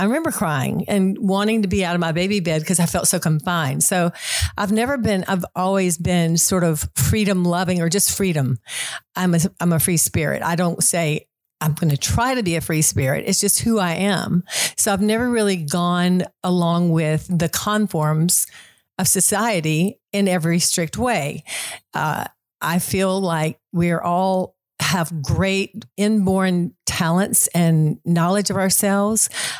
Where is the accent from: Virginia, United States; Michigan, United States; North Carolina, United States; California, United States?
North Carolina, United States; Concord; Well, Concord, as you all know, is about 45 minutes north of Charlotte. It's a small community. It was even smaller when I grew up there.